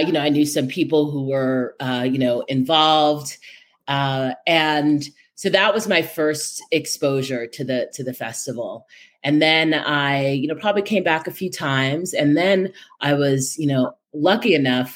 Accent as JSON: {"language": "English", "town": "New York City", "region": "New York", "country": "United States", "tie": "born or raised there", "said": "I'm a native New Yorker, born and bred"}